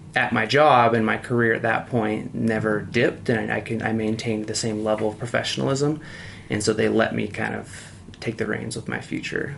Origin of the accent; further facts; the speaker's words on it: Utah, United States; I'm from Utah